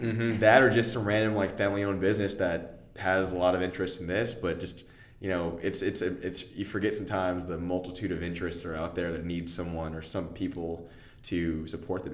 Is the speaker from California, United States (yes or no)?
no; Austin, Texas, United States; I'm from Austin. My parents are here